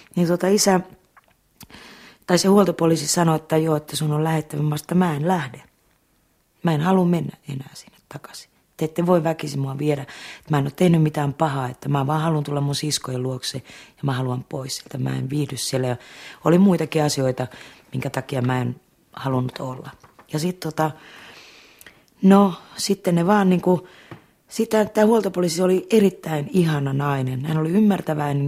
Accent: Laukaa, Central Finland, Finland; Sy Jussila oli mun keskikoulussa mun musiikkinopettaja ja Laukaan kanttori. Ja hän sitten niinku opasti omalla tavallaan sitten mua siellä Laukaassa

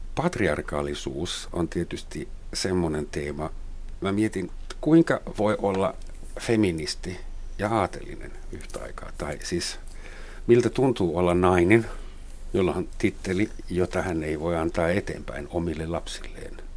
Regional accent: Germany; now in Finland; mä saksalaisena

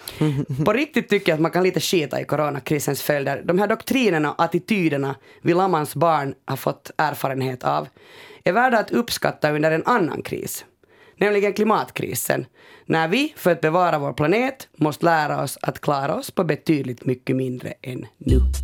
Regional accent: Finland; vi är finlandssvenskar

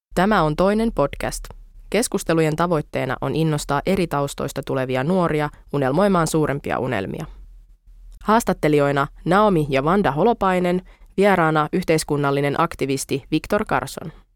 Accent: Finland; Suomessa kasvaessa

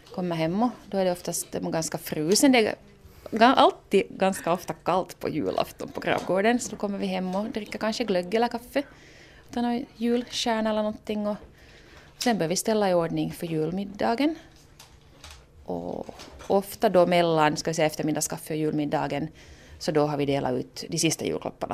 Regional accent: Ostrobothnia, Finland; moved away; jag är hemma från Österbotten

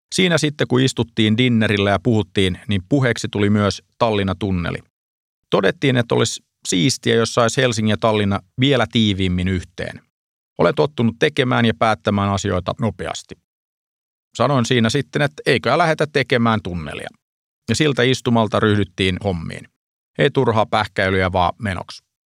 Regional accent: Pori, Satakunta, Finland; moved away; Olen kotoisin Porista

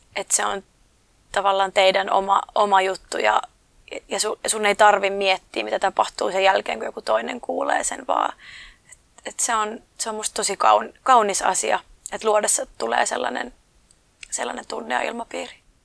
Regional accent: Oulu, North Ostrobothnia, Finland; moved away; also born or lived in London; omassa kotikaupungissa

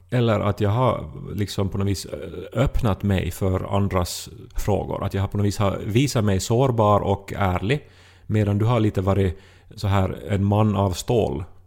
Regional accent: Esse, Ostrobothnia, Finland; moved away as an adult; Essi, min hemby i som jag bodde i 20 år ändå

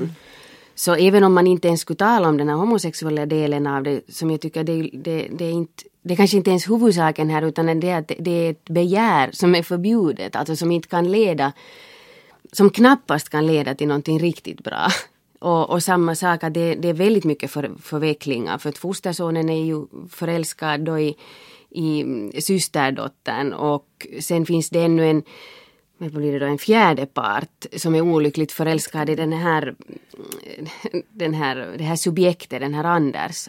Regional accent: Finland; jag är finlandssvensk

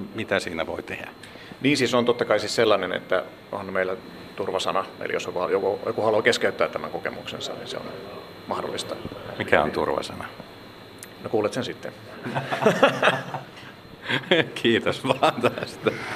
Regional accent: Helsinki, Uusimaa, Finland; Mä olen tällainen helsinkiläinen teatterialan sekatyömies

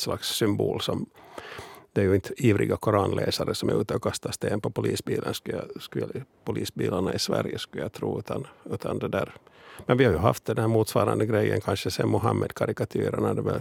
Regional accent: Finland; vi finlandssvenskar

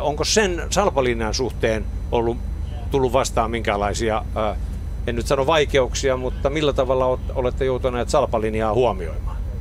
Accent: Kymenlaakso, Finland; Me ollaan molemmat Kymenlaaksosta kotoisin

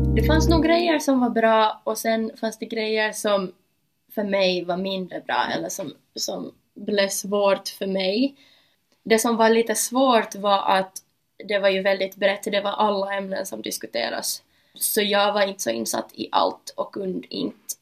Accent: Ekenäs, Uusimaa, Finland; Jag kommer från Ekenäs och jag är 19 år gammal.

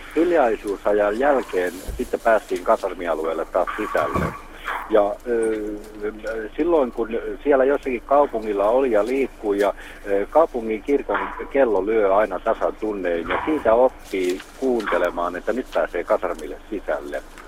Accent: Jalasjärvi, South Ostrobothnia, Finland; now in Vaasa, Finland; mä syntyisin Etelä-Pohjanmaalta ja mä palaan joskus ja käyn syntymäkotona, niin vuosien aikana mä oon kaipaillut niitä ääniä, mitkä siellä oli lapsuudessa

